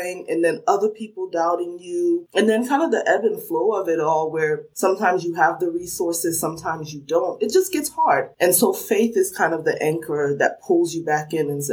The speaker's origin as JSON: {"language": "English", "region": "New Jersey", "country": "United States", "tie": "born or raised there", "also_born_or_lived": "Sierra Leone", "accent": "New Jersey (sounds like the Sopranos)", "moved": "yes", "lives_now": "Washington, D.C., United States", "said": "I grew up in New Jersey, so some people are quick to spot that accent because they say it sounds like the Sopranos"}